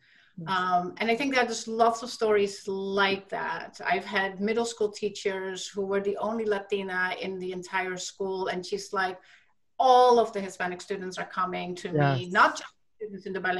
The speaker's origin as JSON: {"language": "English", "country": "Netherlands", "tie": "born or raised there", "also_born_or_lived": "Massachusetts, United States", "moved": "as an adult", "lives_now": "Florida, United States", "said": "I am from the Netherlands originally. We just chatted about that. I grew up there. In fact, did my master's there"}